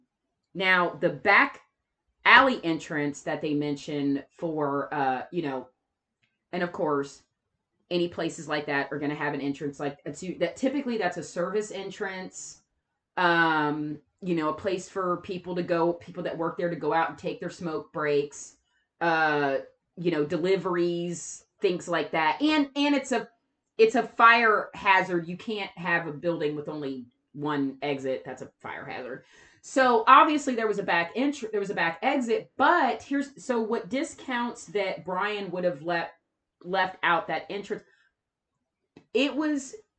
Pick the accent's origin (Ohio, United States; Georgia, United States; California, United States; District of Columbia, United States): Ohio, United States; We record this in Ohio. We are not far from Columbus.